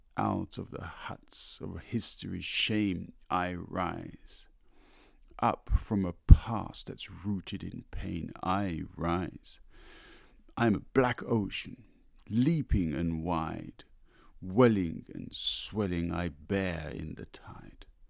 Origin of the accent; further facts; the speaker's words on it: London, United Kingdom; I grew up in London